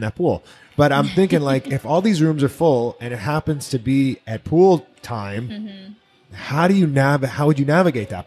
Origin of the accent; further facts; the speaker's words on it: Miami, Florida, United States; I'm originally from Miami. Mm-hmm and Miami Beach in particular